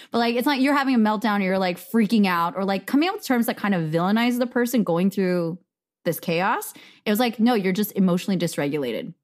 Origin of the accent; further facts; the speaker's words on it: United States; I am Korean American. My parents are immigrants.